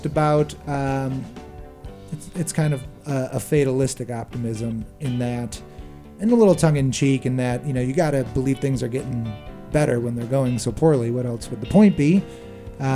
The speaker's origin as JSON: {"language": "English", "town": "Milwaukee", "region": "Wisconsin", "country": "United States", "said": "we're from Milwaukee, and Wisconsin itself is a great festival place"}